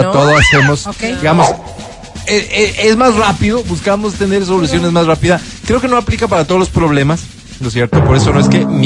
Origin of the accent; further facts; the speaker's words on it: Nueva Esparta, Venezuela; born there; moved away; Nací en Isla Margarita. Radico en tu hermoso país hace ocho meses.